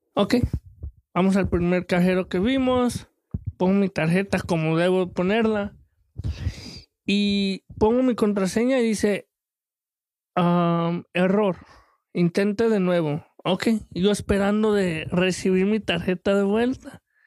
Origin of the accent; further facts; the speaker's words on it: Mexico; el mexicano